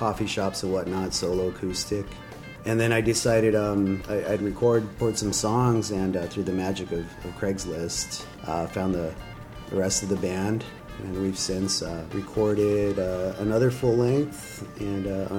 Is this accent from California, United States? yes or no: no; El Paso, Texas, United States; I'm actually from El Paso